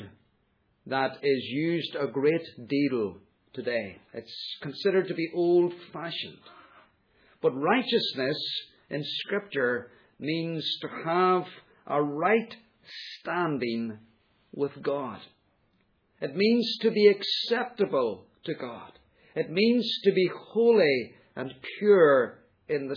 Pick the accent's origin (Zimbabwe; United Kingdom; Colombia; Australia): United Kingdom; we are British